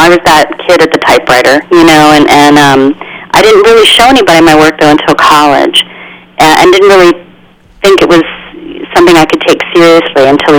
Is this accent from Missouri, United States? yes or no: no; Midland, Texas, United States; born there; I was born in Midland, Texas, so there's that.